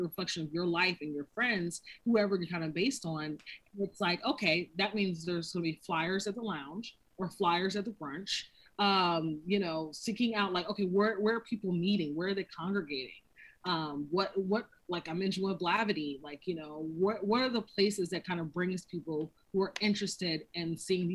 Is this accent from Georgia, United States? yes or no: no; North Carolina, United States; moved away; also born or lived in San Francisco / New York / Los Angeles; I've relocated to San Francisco, New York, LA, and I'm originally from North Carolina.